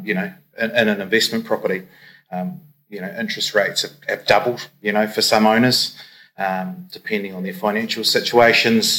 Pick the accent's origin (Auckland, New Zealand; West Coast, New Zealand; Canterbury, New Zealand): Canterbury, New Zealand; Christchurch; moved away as an adult; now in Queenstown, New Zealand; I'm from Christchurch. I moved down in 2002